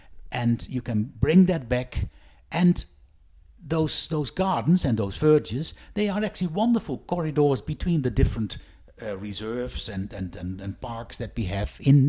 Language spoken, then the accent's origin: English; Netherlands; now in Western Australia, Australia; I grew up in the Netherlands, all flat.